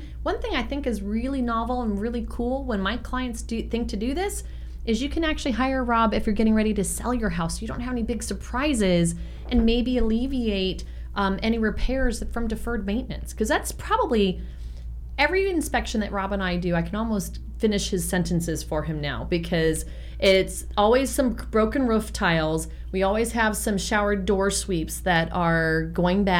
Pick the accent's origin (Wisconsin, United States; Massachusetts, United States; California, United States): California, United States; San Francisco; moved away; I grew up in San Francisco in the Sunset District